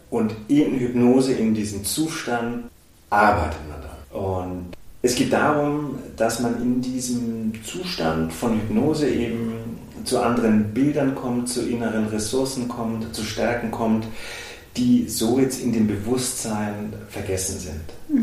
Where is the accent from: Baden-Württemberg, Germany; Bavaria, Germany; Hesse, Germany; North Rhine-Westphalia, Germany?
Bavaria, Germany; Augsburg; also born or lived in Munich; ich bin gebürtiger Augsburger